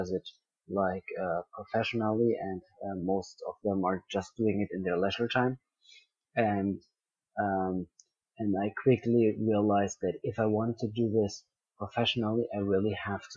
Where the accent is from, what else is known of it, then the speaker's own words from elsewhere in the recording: Bavaria, Germany; also born or lived in Dubai; I was born in Dubai, and I lived there the first 5 years of my life. And then I grew up in South Germany, in Bavaria, most of my life.